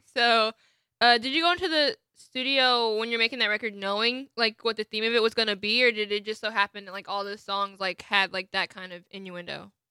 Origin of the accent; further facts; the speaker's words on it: Atlanta, Georgia, United States; I grew up in the Atlanta area